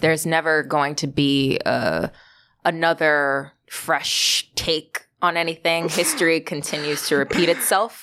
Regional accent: Valley Stream, New York, United States; I grew up in Valley Stream, Long Island

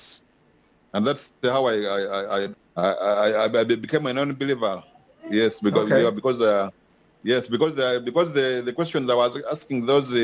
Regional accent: Kasese, Western Region, Uganda; also born or lived in Karambi; Yes, I grew up in Kasese, but deep in the villages. Yeah, I grew up in the villages, the place called Karambi. It borders the DRC

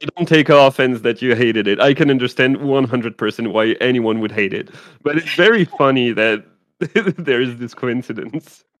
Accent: France; English is a second language; moved away as an adult; also born or lived in Quebec; I was born in France, so I'm used to um, vouvoiement, um, but also I lived uh, five years in Quebec

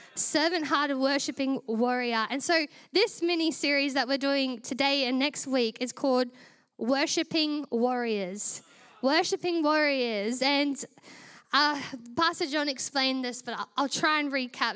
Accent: Queensland, Australia; now in Melbourne, Australia; I was originally from Queensland

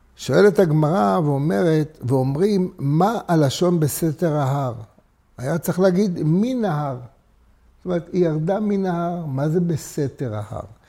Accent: Jerusalem, Jerusalem District, Israel; אני נולדתי בדסה הר הצופים

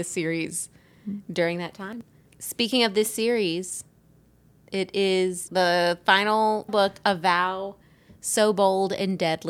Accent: the South, United States; accent: Southern; So I had a vocal coach who tried to, one, rid me of my Southern accent

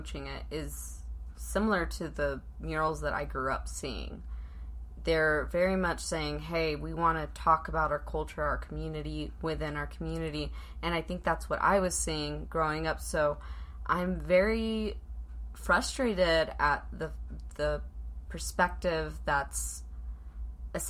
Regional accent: Pomona, California, United States; now in Utah, United States; I grew up in Southern California, and murals were very much a huge part of the neighborhood that I grew up in Pomona

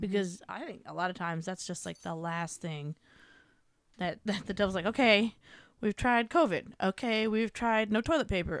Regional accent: United States; as Americans

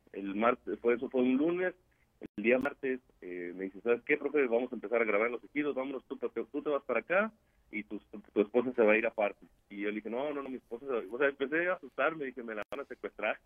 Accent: San Pedro de las Colonias, Coahuila, Mexico; yo soy nacido aquí en San Pedro de las Colones, Coahuila

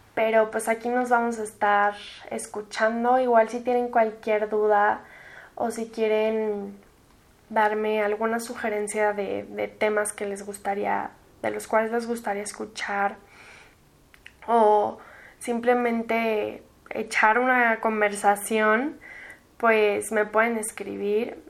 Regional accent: Mexico City, Mexico; also born or lived in United States; soy de la Ciudad de México. Tengo 21 años y viví en México, aquí en la ciudad, desde que nací hasta mis 16

